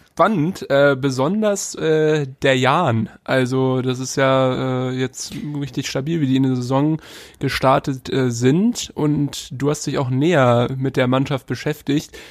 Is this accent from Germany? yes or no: yes; Halstenbek-Rellingen, suburb of Hamburg, Schleswig-Holstein, Germany; SV Heizenbeck-Relling hier, Vorort von, von Hamburg, da wo ich herkomme